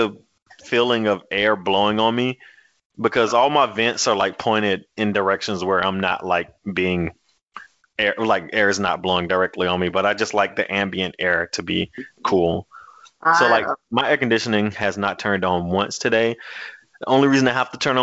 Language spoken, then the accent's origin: English; the South, United States; I'm from the South